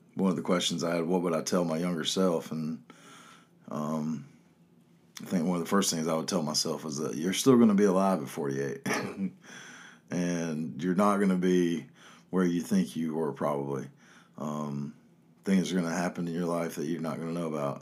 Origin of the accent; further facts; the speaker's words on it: Chapel Hill, North Carolina, United States; growing up in Chapel Hill.